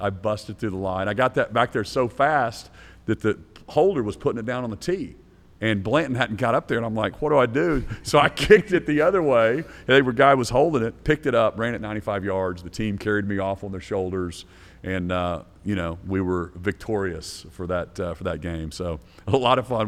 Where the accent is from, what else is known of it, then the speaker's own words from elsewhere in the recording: Norman, Oklahoma, United States; growing up in Norman